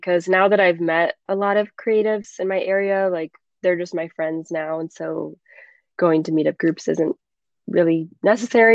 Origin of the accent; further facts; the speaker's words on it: Michigan, United States; moved away; my hometown in Michigan.